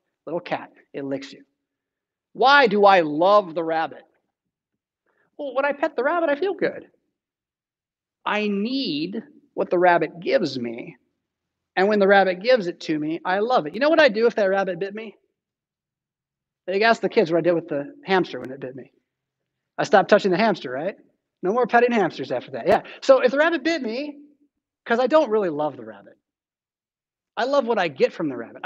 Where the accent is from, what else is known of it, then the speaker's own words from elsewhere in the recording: San Diego, California, United States; now in Rockford, United States; I'm from San Diego